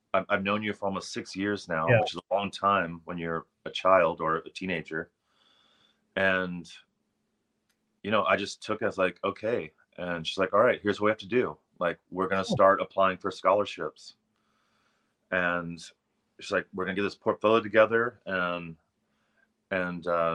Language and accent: English; St. Augustine, Florida, United States; I grew up on a farm in St. Augustine, Florida